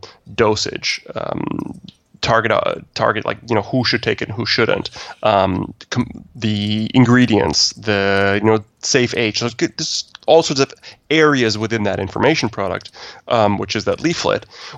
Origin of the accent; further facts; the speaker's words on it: Canada; I'm Canadian